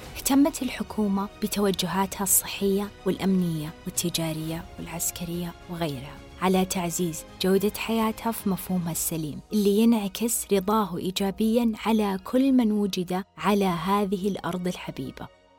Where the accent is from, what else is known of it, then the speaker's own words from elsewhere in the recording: Saudi Arabia; إحنا كسعوديين